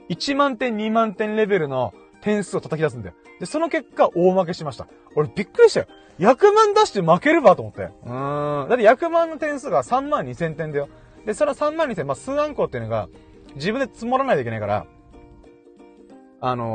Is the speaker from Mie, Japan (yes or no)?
no; Okinawa, Japan; このボルダリングジムっていうのが沖縄県内に大体7カ所ぐらいあるらしくて、で、その1箇所が僕の地元の近くにあったんだよね。